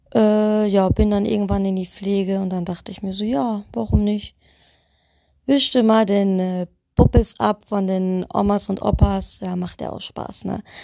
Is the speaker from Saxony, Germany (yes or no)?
yes; Leisnig, Saxony, Germany; now in Witten, Germany; bin geboren in Leisnig, irgendwo im Osten, ganz, ganz tief, keine Ahnung wo